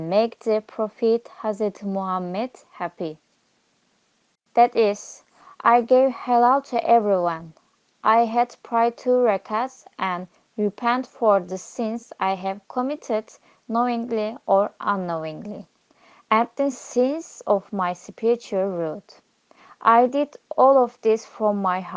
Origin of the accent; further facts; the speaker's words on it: Diyarbakir, Diyarbakır Province, Turkey; I am from Diyarbakir